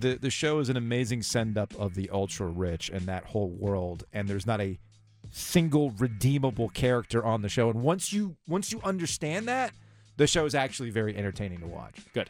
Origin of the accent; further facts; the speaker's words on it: South Florida, United States; growing up in South Florida, you get the Dolphins and the Jets